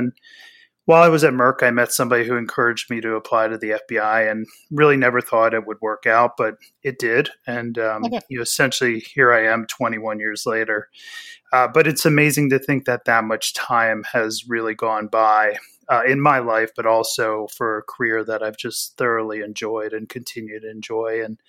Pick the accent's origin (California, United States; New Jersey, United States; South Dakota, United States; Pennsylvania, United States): Pennsylvania, United States; I grew up in Pennsylvania, about an hour north of Philadelphia. So I'm a diehard Philadelphia sports fan.